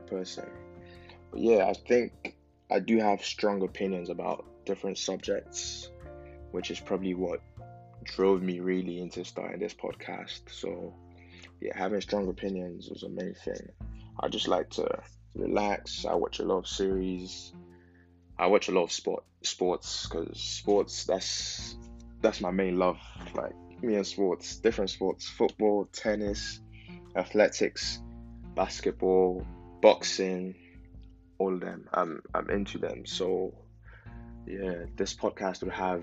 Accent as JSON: {"language": "English", "country": "Nigeria", "moved": "yes", "lives_now": "England", "said": "I'm a Nigerian living in England"}